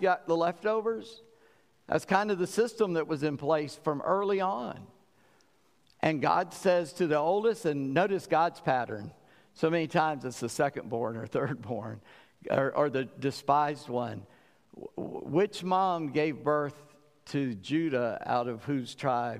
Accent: South Carolina, United States; I'm from South Carolina, low country.

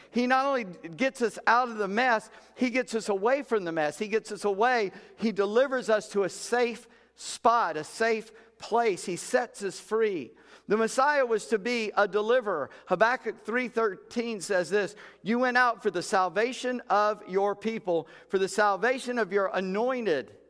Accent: Charleston, South Carolina, United States; I'm from Charleston

